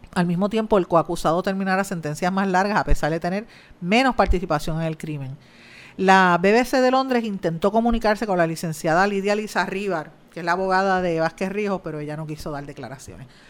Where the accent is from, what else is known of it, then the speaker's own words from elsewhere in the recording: Guaynabo, Puerto Rico; mi pueblo de Guaynabo